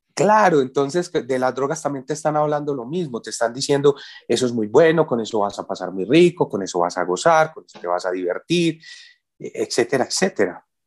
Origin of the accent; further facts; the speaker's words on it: Medellín, Antioquia, Colombia; yo soy de Antioquia, yo soy de Medellín, y en Medellín tenemos el aguardiente antioqueño